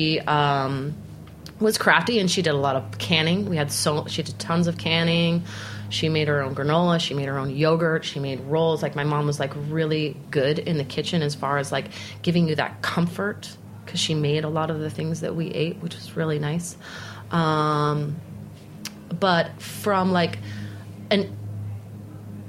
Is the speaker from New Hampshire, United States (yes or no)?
no; Salt Lake City, Utah, United States; moved away as an adult; now in New York City, United States; growing up in Salt Lake City.